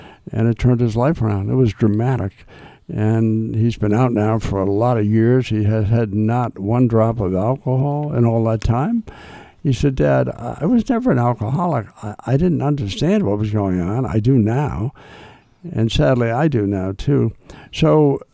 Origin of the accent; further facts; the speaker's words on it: Wakefield, Massachusetts, United States; I grew up in Wakefield.